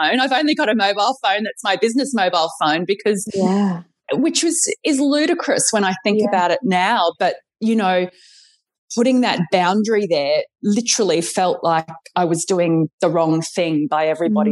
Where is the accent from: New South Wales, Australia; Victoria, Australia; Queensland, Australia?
Queensland, Australia; Brisbane; moved away; I'm from Brisbane originally